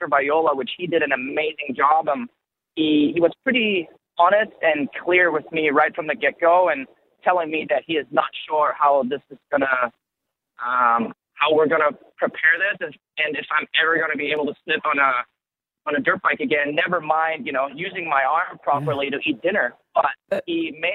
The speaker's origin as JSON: {"language": "English", "country": "Germany", "tie": "born or raised there", "moved": "as an adult", "lives_now": "United States", "said": "I'm originally from Germany"}